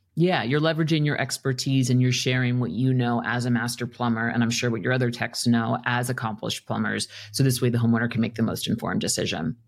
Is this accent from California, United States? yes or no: no; New York City, New York, United States; moved away; I'm from New York City originally, and I was young. I was still in grade school